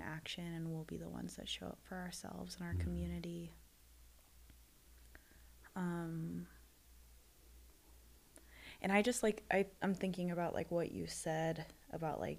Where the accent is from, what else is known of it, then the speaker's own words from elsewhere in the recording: United States; being a Filipino American